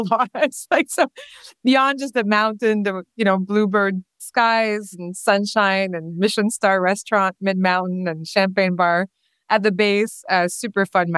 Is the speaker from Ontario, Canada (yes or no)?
no; Quebec, Canada; first language French; English is a second language; moved away as an adult; also born or lived in Whistler; I'm originally from Quebec. I'm French-speaking